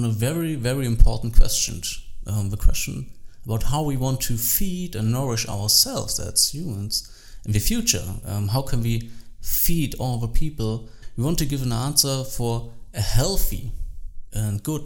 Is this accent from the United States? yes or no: no; Saxony, Germany; English is a second language; also born or lived in Berlin; now in Dresden, Germany; I grew up in Saxony in Germany